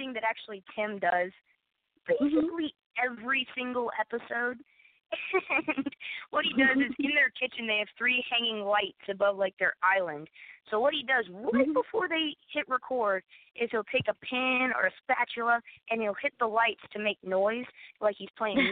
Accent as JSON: {"language": "English", "town": "Nashville", "region": "Tennessee", "country": "United States", "tie": "born or raised there", "said": "I was born in Nashville"}